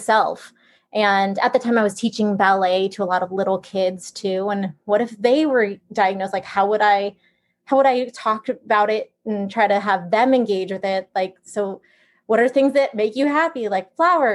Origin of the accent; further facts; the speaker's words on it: San Francisco area, Northern California, United States; moved away as an adult; also born or lived in Los Angeles; I'm from Northern California around San Francisco area.